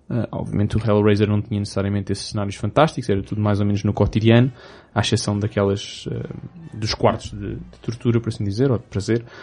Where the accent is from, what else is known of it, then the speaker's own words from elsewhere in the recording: England, United Kingdom; Portuguese is a second language; perdoem-me se sou inglesa